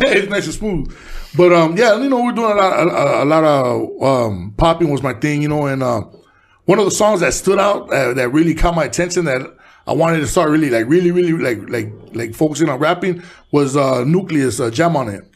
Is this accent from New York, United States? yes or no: no; Los Angeles, California, United States; also born or lived in Mexico; I was born in Boyle Heights, but I was raised in East